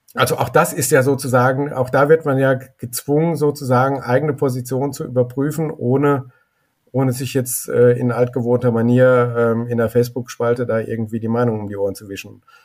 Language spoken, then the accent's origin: German; Germany; Ich bin sehr gerne in Deutschland groß geworden